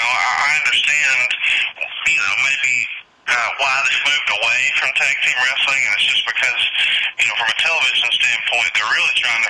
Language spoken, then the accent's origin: English; the South, United States; I think growing up in the South, of course, tag team wrestling was always a big deal down here.